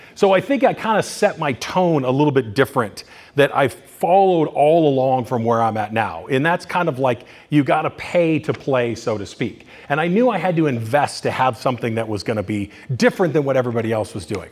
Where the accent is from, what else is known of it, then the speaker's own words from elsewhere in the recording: Culver City, California, United States; also born or lived in Bay Area, California; now in Thousand Oaks, United States; I was born in Culver City in California